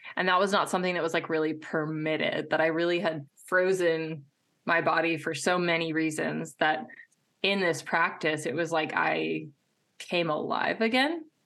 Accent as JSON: {"language": "English", "region": "Midwest", "country": "United States", "tie": "born or raised there", "said": "I was raised in the Midwest"}